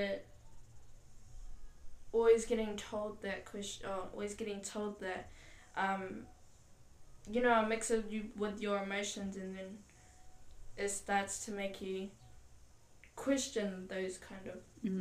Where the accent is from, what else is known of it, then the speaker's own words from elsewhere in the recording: Auckland, New Zealand; I was born and raised in Auckland, Manurewa.